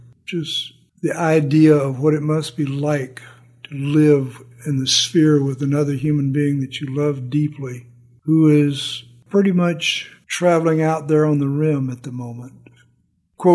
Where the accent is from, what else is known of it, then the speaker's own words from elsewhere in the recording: Southern United States, United States; And growing up in the South, I had a lot of baggage to unload